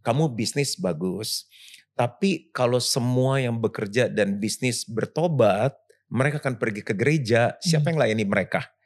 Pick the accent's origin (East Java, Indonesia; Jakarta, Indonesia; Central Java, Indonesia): Jakarta, Indonesia; Saya lahir di Jakarta